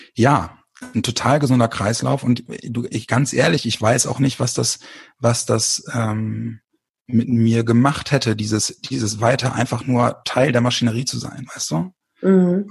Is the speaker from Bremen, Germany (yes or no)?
yes; Bremen, Germany; moved away as an adult; also born or lived in small town south of Hamburg; now in near Hamburg, Germany; komme aus Bremen